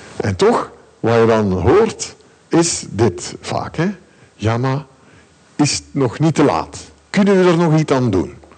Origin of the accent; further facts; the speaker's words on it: Ghent, Flanders, Belgium; nu kom ik uit Gent. En in Gent is er heel weinig gevaar